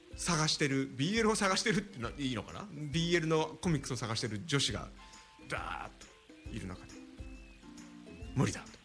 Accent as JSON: {"language": "Japanese", "region": "Tokyo", "country": "Japan", "tie": "born or raised there", "said": "池袋、僕生まれ育ったとこですけども"}